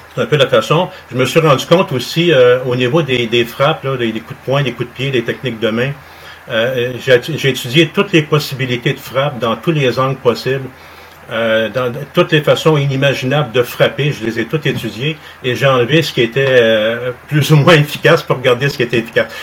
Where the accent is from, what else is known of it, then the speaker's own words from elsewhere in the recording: Montreal, Quebec, Canada; also born or lived in Saint-Jérôme; je suis né à Saint-Jérôme, mais j'ai grandi à Montréal, sur le plateau Mont-Royal.